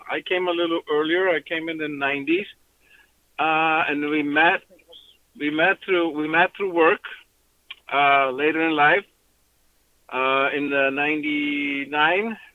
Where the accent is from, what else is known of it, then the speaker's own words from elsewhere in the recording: Iceland; now in Southern California, United States; grow, grow up in a different place uh, like Iceland